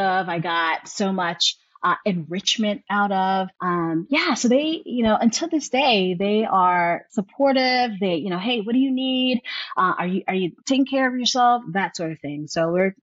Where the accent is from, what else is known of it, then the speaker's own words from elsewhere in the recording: New York City, New York, United States; moved away as an adult; also born or lived in rural New Jersey / the South; Born and raised in New York City